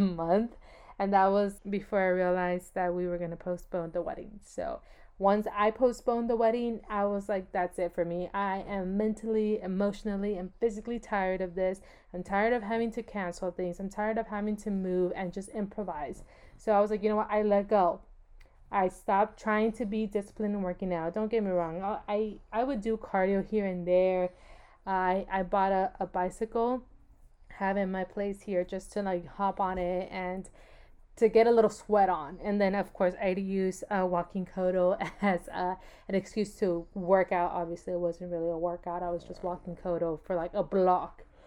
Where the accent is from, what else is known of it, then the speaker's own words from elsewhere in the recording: California, United States; I was born and raised in California